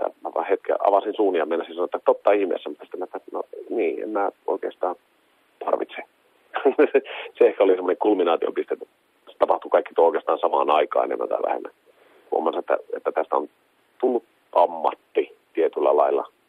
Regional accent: Kemi, Lapland, Finland

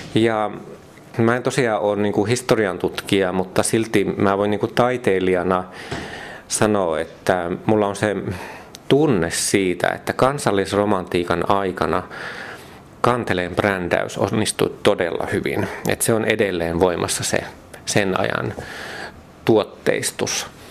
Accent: Mikkeli, South Savo, Finland; Kun mä oon Mikkelistä Savosta kotoisin

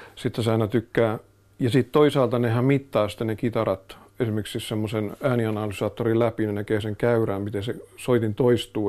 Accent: Finland; mä oon Suomesta

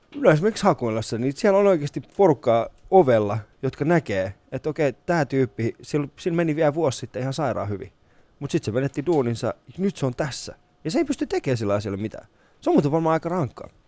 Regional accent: Vantaa, Uusimaa, Finland; mä oon Hakunilasta, niin Hakunilla on Suomen ainoa katuuskottavin paikka

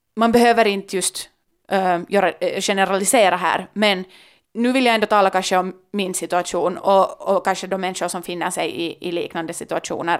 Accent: Helsinki, Uusimaa, Finland; jag kommer från Finland, Helsingfors, var möjligheterna är ganska långt oändliga

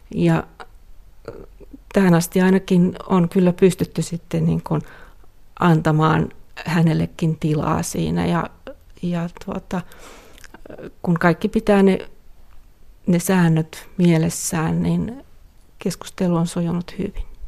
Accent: Finland; first language Finnish; moved away; mielelläni asun täällä kotimaassani, puhun omaa kieltäni

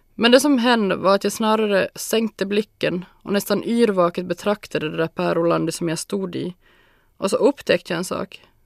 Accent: Larsmo, Ostrobothnia, Finland; also born or lived in Jakobstad; Jag är född och uppvuxen i Larsmo, i ett gult hus med garage, lekstuga och en stor hundhage

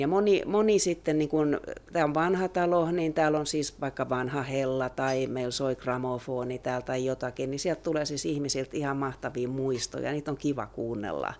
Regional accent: Turku, Southwest Finland, Finland; now in Loviisa, Finland; mä oon Turusta kotoisin

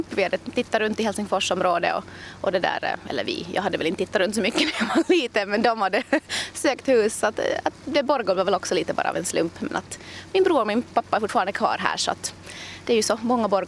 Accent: Stockholm, Stockholm County, Sweden; born there; jag är född i Stockholm och har fortfarande en hel del släkt där och kusiner

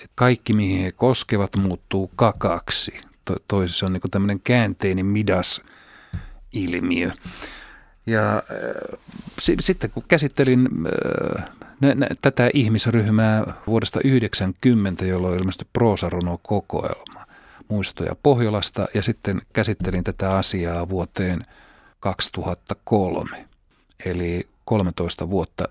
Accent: Rovaniemi, Lapland, Finland; born or raised there

